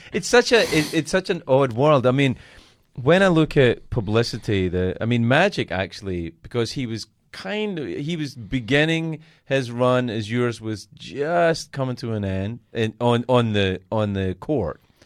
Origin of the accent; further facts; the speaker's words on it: Glasgow, Scotland, United Kingdom; I grew up in Glasgow